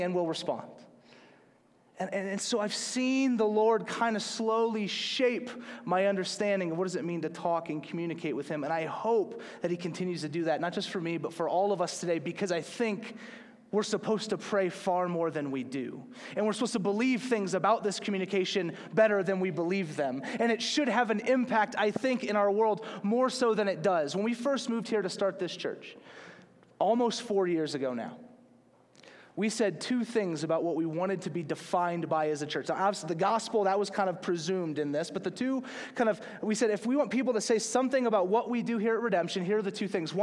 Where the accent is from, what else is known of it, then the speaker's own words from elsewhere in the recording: Slidell, Louisiana, United States; growing up in the South